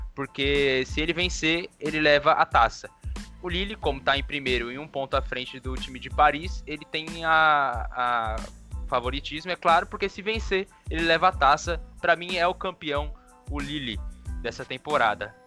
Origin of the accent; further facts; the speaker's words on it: Brazil; a gente, como brasileiro